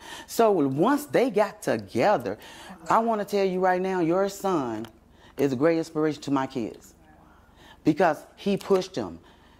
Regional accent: Mississippi, United States; I'm from Mississippi.

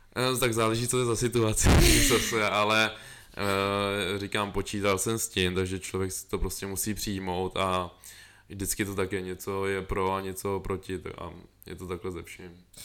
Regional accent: Most, Ústí nad Labem Region, Czechia; já pocházím z M-, Mostu

